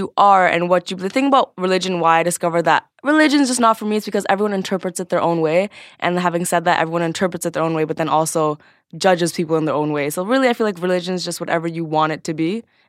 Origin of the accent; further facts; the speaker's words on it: Scarborough, Ontario, Canada; So I was born and raised in Scarborough, which is a pretty ghetto little suburb in...